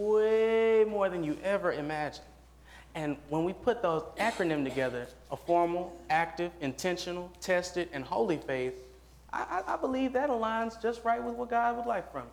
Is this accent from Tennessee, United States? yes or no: yes; Nashville, Tennessee, United States; I'm from Nashville, Tennessee